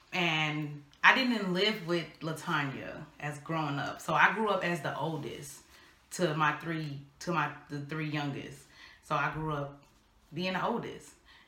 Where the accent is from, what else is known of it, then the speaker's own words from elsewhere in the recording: Illinois, United States; now in North Carolina, United States; And when I moved to North Carolina, so I'm new in North Carolina, bored, because I'm from Illinois, don't know what to do.